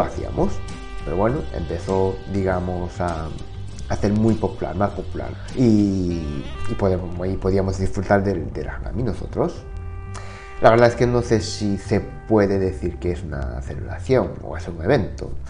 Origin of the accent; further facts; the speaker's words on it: Japan; Spanish is a second language; moved away; soy de, de pueblo, campo, así que la imagen que, todos tienen de Japón, pues que me imagino que es de Tokio, Osaka, ciudades grandes, pero bueno, yo no soy de, esas ciudades